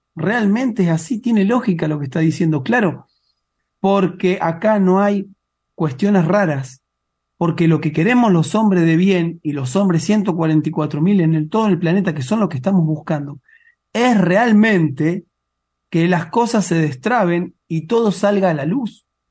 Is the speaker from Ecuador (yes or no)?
no; Mar del Plata, Buenos Aires Province, Argentina; now in Neuquén, Argentina; yo nací en Mar del Plata